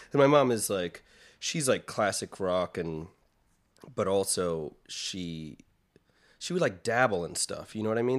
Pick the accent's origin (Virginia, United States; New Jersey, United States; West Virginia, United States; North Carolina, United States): North Carolina, United States; Clayton; I'm from a small town outside of Raleigh, uh, North Carolina called Clayton